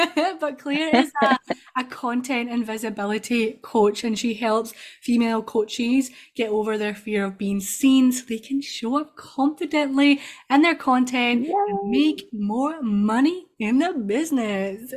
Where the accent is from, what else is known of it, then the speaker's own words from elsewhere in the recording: Scotland, United Kingdom; I'm from Scotland.